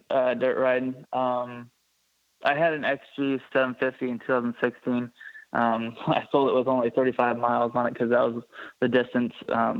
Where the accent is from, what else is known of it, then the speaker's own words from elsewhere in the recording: Warren, Oregon, United States; also born or lived in Portland, Oregon; I was born in Portland, Oregon, and raised in Warren, Oregon. Graduated in 2016 from Skeptis.